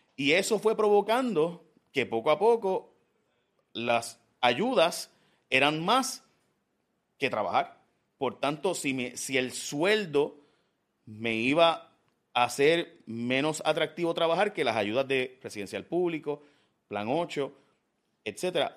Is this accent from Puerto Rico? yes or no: yes; Puerto Rico; nosotros, los puertorriqueños